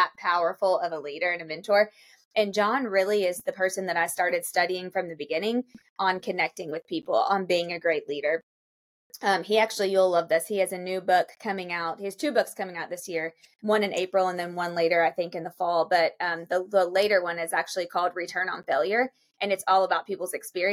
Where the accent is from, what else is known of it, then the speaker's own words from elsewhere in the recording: Lexington, Kentucky, United States; moved away as an adult; now in Charleston, United States; I'm from Lexington, Kentucky